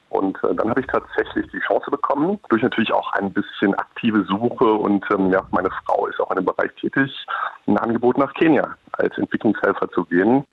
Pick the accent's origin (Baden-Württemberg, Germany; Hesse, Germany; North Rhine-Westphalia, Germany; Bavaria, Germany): Hesse, Germany; near Kassel; also born or lived in Nairobi, Kenya; now in Sylt, Germany; ich bin in, äh, in der Nähe von Kassel aufgewachsen